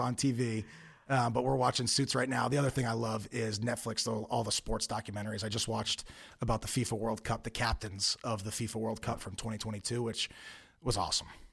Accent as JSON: {"language": "English", "area": "Long Island", "region": "New York", "country": "United States", "tie": "born or raised there", "moved": "yes", "said": "I grew up on Long Island"}